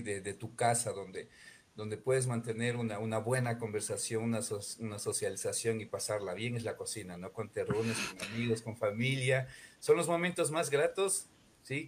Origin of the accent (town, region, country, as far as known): Ecuador; now in Loja, Ecuador